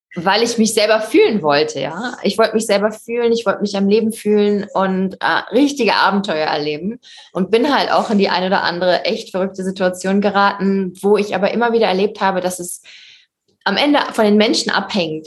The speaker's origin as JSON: {"language": "German", "country": "Germany", "moved": "yes", "lives_now": "Morocco", "said": "als Deutsche"}